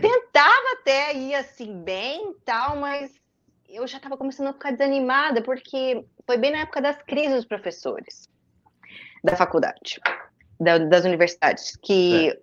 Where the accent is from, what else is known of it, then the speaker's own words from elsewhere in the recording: Campo Mourão, Paraná, Brazil; moved away as an adult; also born or lived in Curitiba; em Campo Mourão, na minha cidade natal